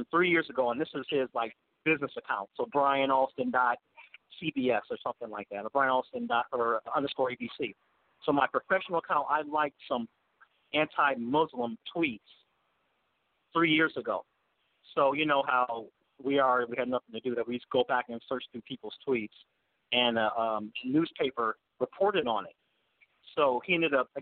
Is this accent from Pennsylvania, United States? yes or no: no; Detroit, Michigan, United States; now in Phoenix, United States; growing up in Detroit